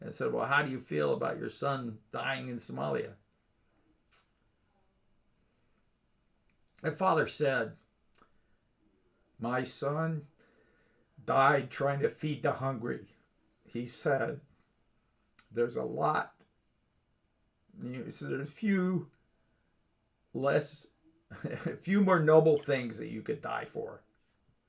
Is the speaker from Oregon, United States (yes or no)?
no; Los Angeles, California, United States; when I was a kid in growing up in California in Los Angeles